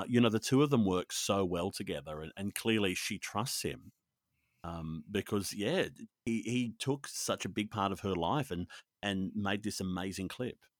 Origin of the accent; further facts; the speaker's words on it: Australia; also born or lived in Sydney; I'm Australian and I live in Sydney